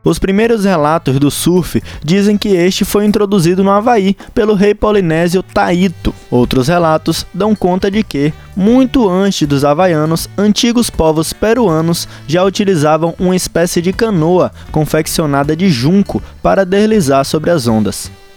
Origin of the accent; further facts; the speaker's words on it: Ilhéus, Bahia, Brazil; ilhéense que nem eu